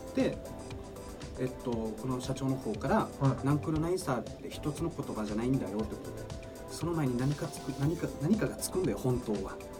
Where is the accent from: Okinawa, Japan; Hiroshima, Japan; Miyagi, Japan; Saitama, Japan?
Okinawa, Japan; moved away as an adult; also born or lived in mainland Japan